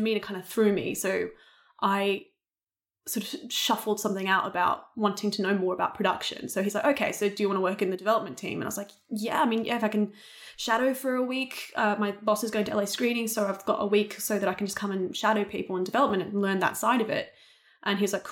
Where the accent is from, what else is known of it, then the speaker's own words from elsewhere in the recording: Australia; accent: Australian; moved away; I'd actually denied being Australian for a lot because I thought that people wouldn't hire me for English roles because they'd always hear my Australian accent